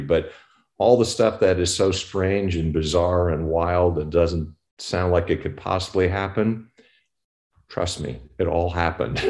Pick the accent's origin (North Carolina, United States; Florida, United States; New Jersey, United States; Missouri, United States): New Jersey, United States; Newark; moved away; also born or lived in Compton, California; I was actually from Newark, New Jersey